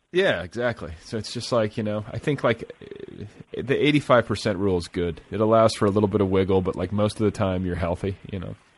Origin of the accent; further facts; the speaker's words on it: Midwest, United States; moved away; I grew up in the Midwest